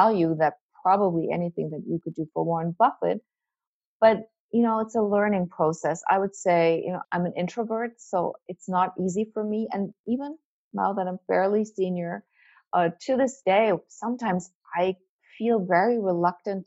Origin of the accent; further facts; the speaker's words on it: Germany; English is a second language; moved away as an adult; now in United States; I'm not American, but I'm not really German. I'm the German who lives in America.